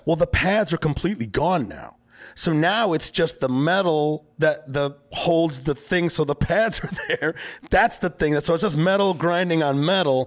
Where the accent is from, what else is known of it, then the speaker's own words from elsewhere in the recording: Detroit, Michigan, United States; moved away; I'm from Detroit